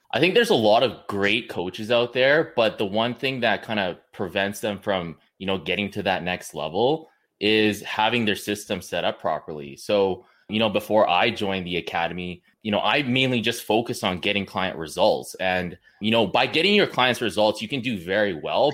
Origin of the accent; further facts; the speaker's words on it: Kamloops, British Columbia, Canada; I'm from Kamloops, B C